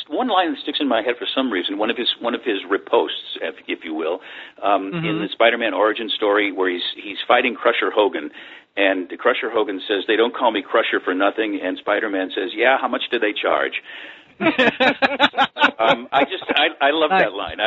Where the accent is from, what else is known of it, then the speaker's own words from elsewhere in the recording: St. Louis, Missouri, United States; I was in St. Louis